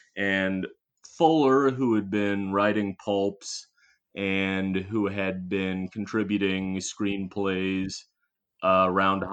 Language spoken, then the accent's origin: English; Cincinnati, Ohio, United States; my hometown of Cincinnati.